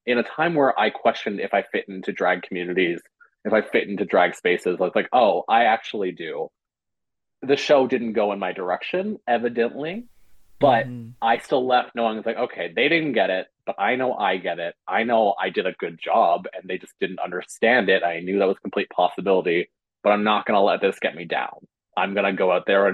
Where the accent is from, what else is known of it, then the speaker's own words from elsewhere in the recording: West Coast of Newfoundland, Newfoundland and Labrador, Canada; now in St. John's, Canada; when we say West Coast, we mean West Coast of Newfoundland, not West Coast of Canada